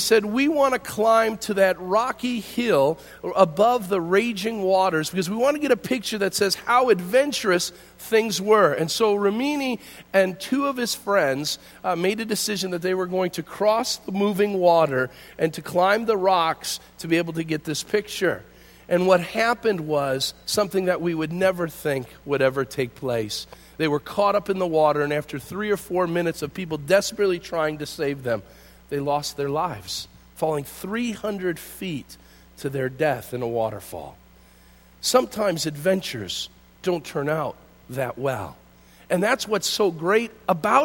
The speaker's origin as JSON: {"language": "English", "town": "Hinckley", "region": "Illinois", "country": "United States", "tie": "born or raised there", "said": "Growing up in Hinckley, just west of here, I grew up just outside of town"}